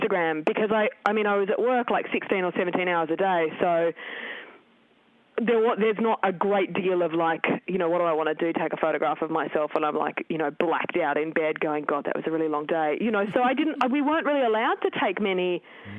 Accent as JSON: {"language": "English", "region": "Tasmania", "country": "Australia", "tie": "born or raised there", "said": "I grew up in Tasmania in the 80s and 90s"}